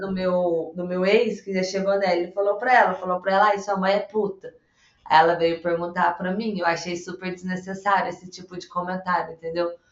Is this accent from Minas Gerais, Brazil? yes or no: yes; south of Minas Gerais, Brazil; sou aqui do sul de Minas Gerais